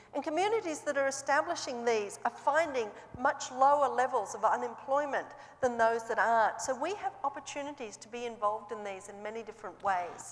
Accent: Australia; moved away as an adult; also born or lived in New Zealand; now in Seattle, United States; I grew up in Australia

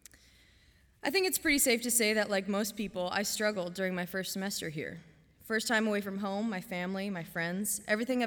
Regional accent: Canby, Oregon, United States; moved away as an adult; now in Goshen, United States; Home for me is about 3,000 miles away in Canby, Oregon

